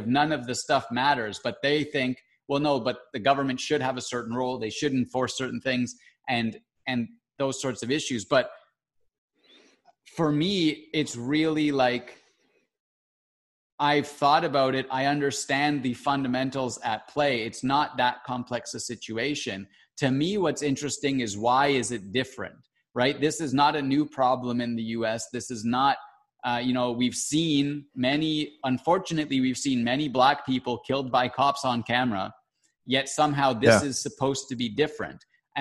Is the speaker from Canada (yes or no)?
yes; Canada; I'm Canadian and not American